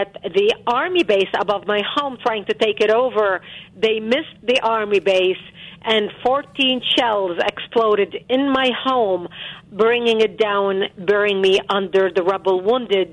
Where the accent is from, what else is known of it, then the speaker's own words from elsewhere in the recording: Lebanon; now in United States; born and growing up in Lebanon.